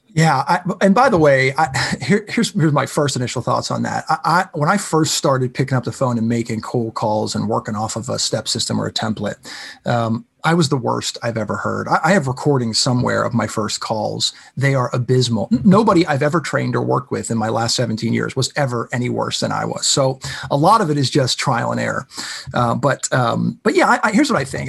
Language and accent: English; Pittsburgh, Pennsylvania, United States; I'm from Pittsburgh